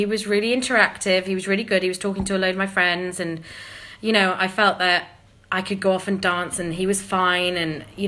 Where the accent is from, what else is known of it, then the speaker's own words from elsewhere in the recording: the Northeast, North East England, United Kingdom; moved away; I'm originally from the Northeast